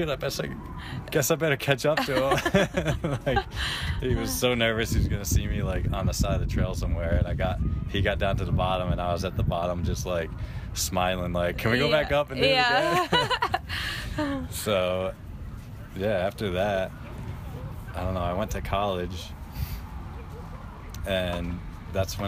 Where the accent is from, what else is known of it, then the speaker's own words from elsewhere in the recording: New York, United States; I grew up near in New York